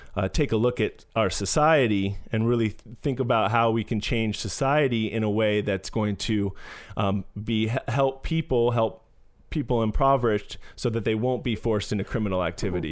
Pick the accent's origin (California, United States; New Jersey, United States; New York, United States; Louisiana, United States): California, United States; San Francisco; growing up in San Francisco, uh, it was d, diverse place to grow up